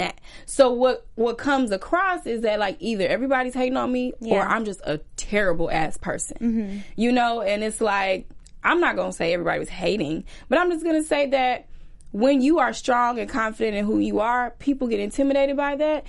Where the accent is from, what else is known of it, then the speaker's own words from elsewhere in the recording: Chicago, Illinois, United States; I'm from Chicago